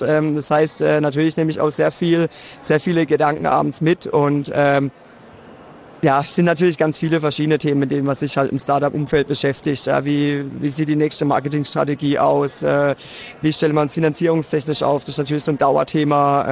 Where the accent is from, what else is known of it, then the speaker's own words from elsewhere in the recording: Karlsruhe, Baden-Württemberg, Germany; ich komme aus Karlsruhe, das hört man mir wahrscheinlich auch direkt